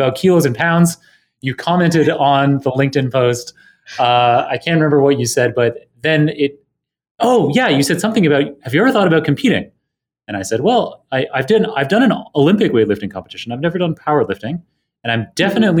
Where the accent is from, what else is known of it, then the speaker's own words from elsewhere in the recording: Canada; I grew up in Canada